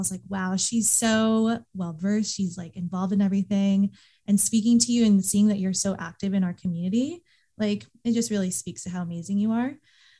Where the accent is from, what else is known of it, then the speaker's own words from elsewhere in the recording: Eastvale, California, United States; I'm from Eastvale. My parents still currently live there.